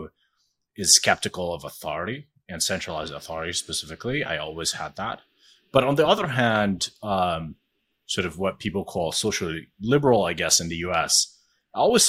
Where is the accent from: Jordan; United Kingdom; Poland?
Jordan; I am Jordanian. So I grew up in Jordan.